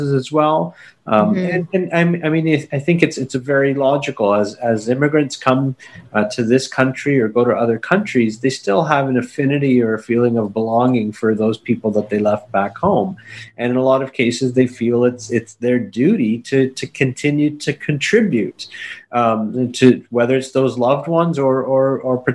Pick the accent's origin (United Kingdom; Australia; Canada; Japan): Canada; I was born and raised in Canada. My parents are Indian immigrants